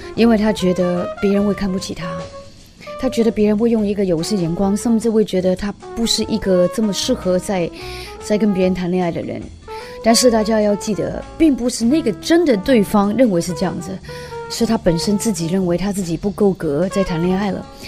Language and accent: Chinese; Hong Kong; moved away as an adult; now in Taiwan; 我是从香港来的一个女人，我是为爱九天涯的一个女人